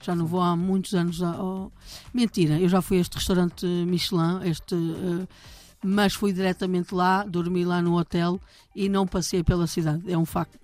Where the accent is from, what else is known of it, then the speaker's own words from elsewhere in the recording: Maia, Norte, Portugal; eu cresci lá perto, ah, na Maia, no Porto